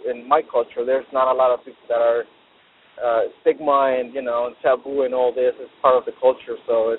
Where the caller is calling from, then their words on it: San Diego, California, United States; I'm calling from San Diego.